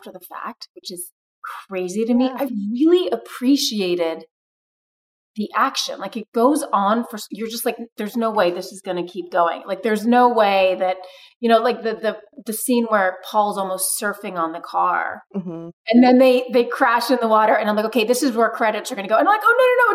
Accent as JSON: {"language": "English", "country": "Brazil", "tie": "born or raised there", "moved": "yes", "said": "I grew up in Brazil and Rio is where I decided to be"}